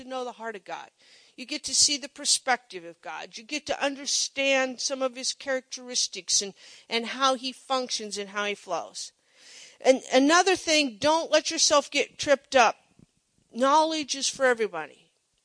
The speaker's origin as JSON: {"language": "English", "town": "Monroe", "country": "United States", "tie": "born or raised there", "said": "I grew up in Monroe, the little town on the shortcut to Silver Creek"}